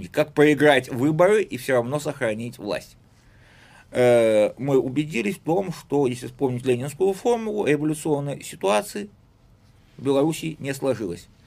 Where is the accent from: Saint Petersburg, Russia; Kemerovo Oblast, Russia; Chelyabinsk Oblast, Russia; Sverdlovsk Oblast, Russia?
Saint Petersburg, Russia; я сначала был петербуржец